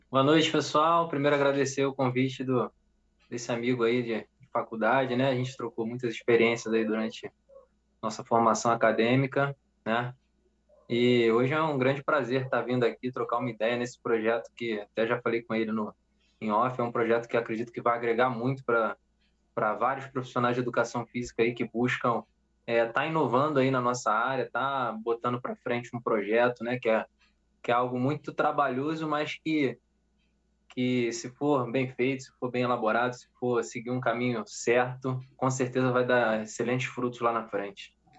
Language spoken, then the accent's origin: Portuguese; Saquarema, Rio de Janeiro, Brazil; eu sou daqui de Saquarema